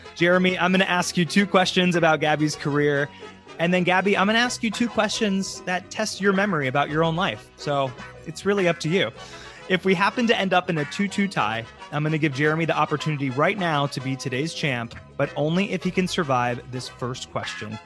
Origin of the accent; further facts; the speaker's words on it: Tampa, Florida, United States; I'm from Tampa, Florida, born and raised, so I know it very well. I'm from North Tampa